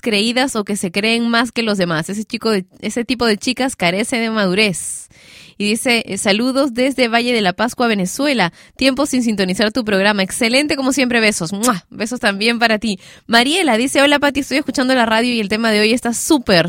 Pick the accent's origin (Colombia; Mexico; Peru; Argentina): Peru; yo también soy peruana y estamos en Perú